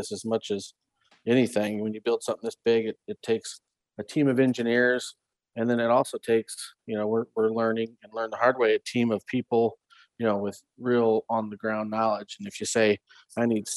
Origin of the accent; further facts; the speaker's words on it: Iowa, United States; at a young age in Iowa, I grew up in Iowa